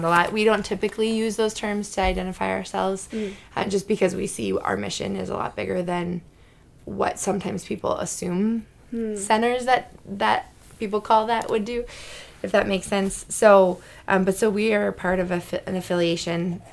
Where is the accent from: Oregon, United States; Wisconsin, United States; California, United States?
Wisconsin, United States; moved away as an adult; now in Minnesota, United States; I'm originally from Wisconsin